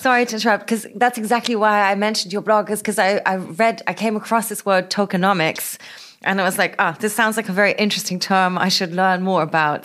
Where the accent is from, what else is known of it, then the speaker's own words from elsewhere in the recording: Berlin, Germany; my hometown